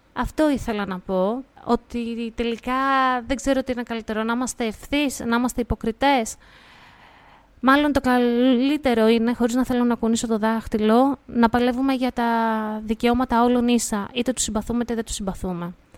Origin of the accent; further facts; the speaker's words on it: Greece; σαν Ελληνίδα μάνα